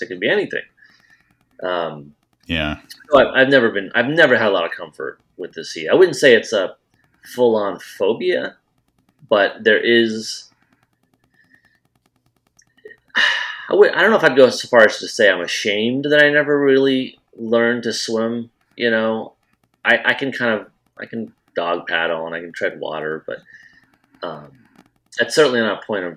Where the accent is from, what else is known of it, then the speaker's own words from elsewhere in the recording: Iowa, United States; moved away as an adult; also born or lived in Wilmington, North Carolina; I grew up in Iowa.